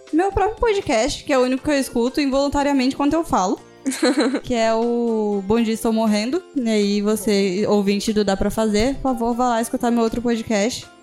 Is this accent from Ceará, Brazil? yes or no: no; Alagoas, Brazil; now in Cuiabá, Brazil; eu sou alagoana e eu moro em Cuiabá. E aí, quando eu era mais nova, eu sofri bullying por causa do meu sotaque